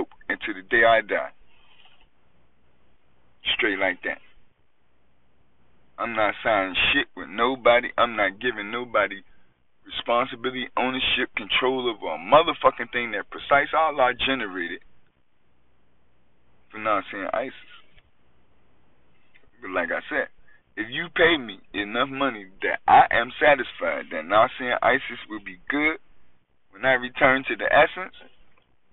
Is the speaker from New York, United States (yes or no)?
yes; New York, United States; I'm from New York